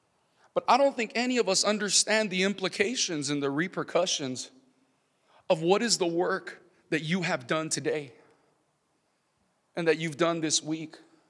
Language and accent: English; California, United States; also born or lived in San Diego; Central California, down to the border of Mexico and California. I was born in San Diego, and it was just zigzagging throughout the state of California.